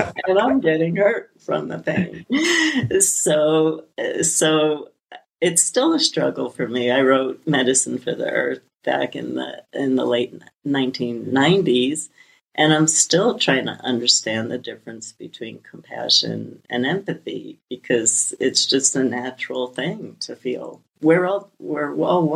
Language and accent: English; New York City, New York, United States; I come from Brooklyn, an immigrant family, just an amazing amount of tragedy